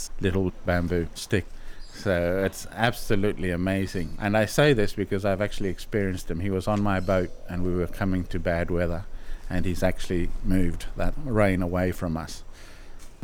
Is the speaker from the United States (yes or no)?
no; Solomon Islands; I grew up in the Solomons.